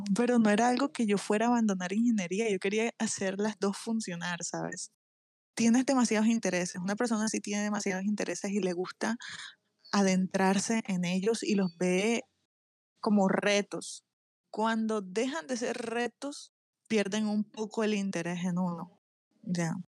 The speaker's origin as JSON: {"language": "Spanish", "town": "Barranquilla", "region": "Atlántico", "country": "Colombia", "said": "Soy de Barranquilla, Colombia"}